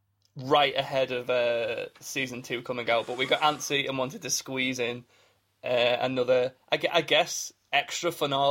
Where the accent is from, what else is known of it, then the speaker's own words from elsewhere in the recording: United Kingdom; The Super Bowl is the latest victim to that, as we are both NFL fans. {S1} Mm-hmm. {S0} Despite being British.